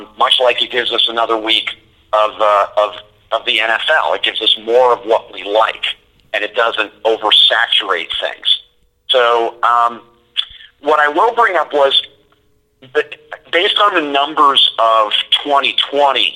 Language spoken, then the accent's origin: English; St. Petersburg, Florida, United States; also born or lived in Miami, Florida; now in Tampa, United States; I grew up in St. Pete, went to public school in Pinellas County